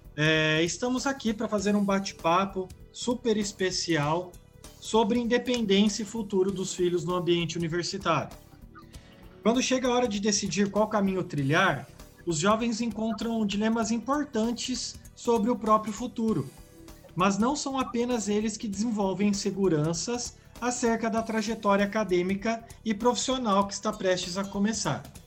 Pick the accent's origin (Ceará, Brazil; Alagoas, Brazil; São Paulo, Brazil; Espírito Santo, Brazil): São Paulo, Brazil; Bauru; permaneci aqui na, na minha cidade, sou de Bauru